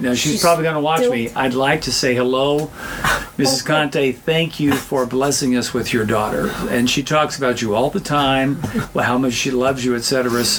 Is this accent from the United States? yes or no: yes; south of Mount Vernon, Southern Illinois, United States; moved away; how would you know I'm from Southern Illinois?